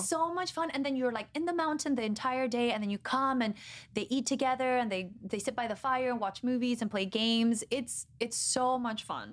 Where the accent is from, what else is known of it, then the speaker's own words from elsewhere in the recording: Guatemala; moved away; I'm from Guatemala